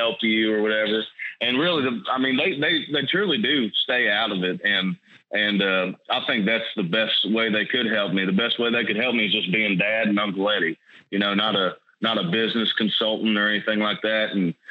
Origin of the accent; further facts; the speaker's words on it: Nicholasville, Kentucky, United States; I was raised in Nicholsville, Kentucky, which is about 30 minutes south from Lexington.